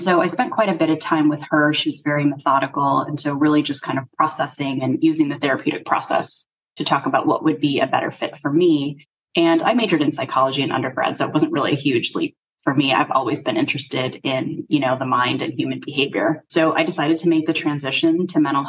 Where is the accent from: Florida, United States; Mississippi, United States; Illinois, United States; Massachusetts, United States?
Illinois, United States; Chicago; I'm actually from Chicago, so that's where I spent all of my legal career